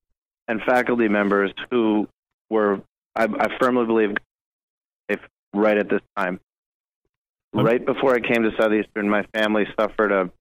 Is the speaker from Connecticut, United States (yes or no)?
yes; Connecticut, United States; moved away; I was born in Connecticut, the half that likes Boston.